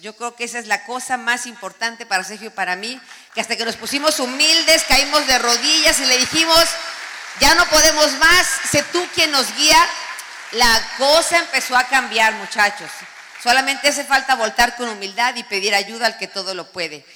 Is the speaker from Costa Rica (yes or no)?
no; Mexico; now in United States; somos devotos de la Virgen de Guadalupe